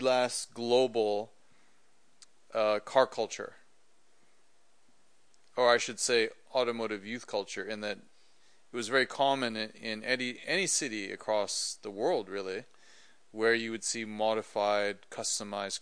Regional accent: Vancouver, British Columbia, Canada; moved away; I grew up in Vancouver, Canada

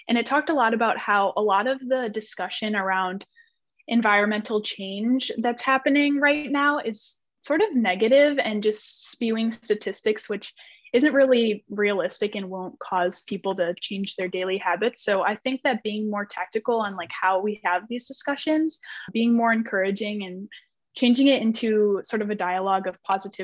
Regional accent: Chicago, Illinois, United States; I'm from the Chicagoland area

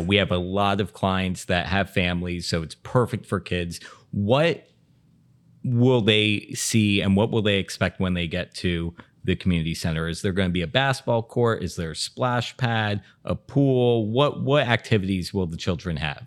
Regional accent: Bal Harbour, Florida, United States; Seth and I grew up together. You know, when we moved to Bal Harbor back in nineteen ninety-six

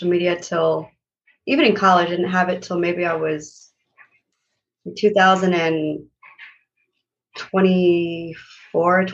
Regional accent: El Paso, Texas, United States; moved away as an adult; also born or lived in Lubbock, Texas / New York City; now in Atlanta, United States; while in Texas, my hometown, El Paso

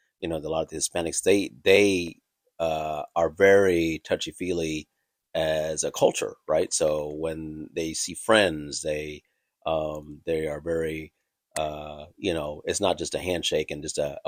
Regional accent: Thailand; I'm from Thailand, obviously, and our Asian culture

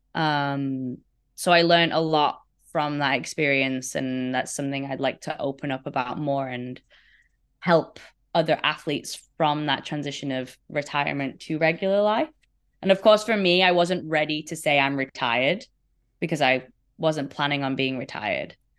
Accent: Sheffield, Yorkshire and the Humber, United Kingdom; Sheffield, my hometown in the U K

